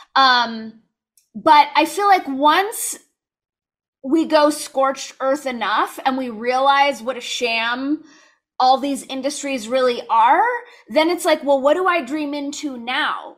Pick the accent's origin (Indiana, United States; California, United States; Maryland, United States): California, United States; I grew up in California, so it was just kind of assumed we were all gonna go to U C schools